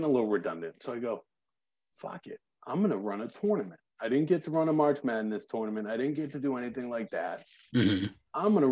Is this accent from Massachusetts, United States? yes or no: yes; Braintree, Massachusetts, United States; I'm from Braintree.